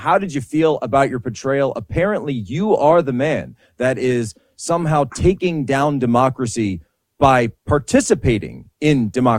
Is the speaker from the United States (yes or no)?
yes; outside the Philadelphia area, Pennsylvania, United States; growing up outside the Philadelphia area